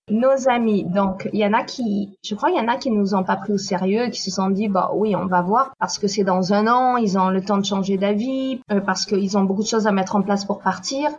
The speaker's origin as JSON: {"language": "French", "town": "Nîmes", "region": "Occitania", "country": "France", "tie": "born or raised there", "also_born_or_lived": "Paris", "moved": "as an adult", "lives_now": "Manhattan Beach, United States", "said": "je suis née à Nîmes, donc dans le sud. À 19 ans, je suis partie vivre à Paris"}